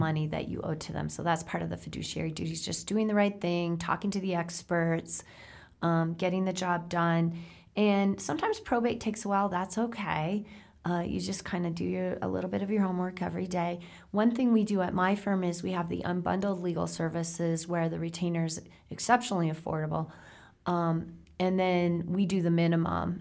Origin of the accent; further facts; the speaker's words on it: South Dakota, United States; I come from South Dakota. That's farm country.